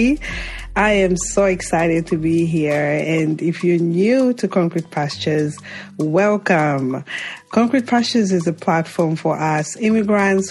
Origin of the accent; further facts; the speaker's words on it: Zambia; moved away; Zambia, my home country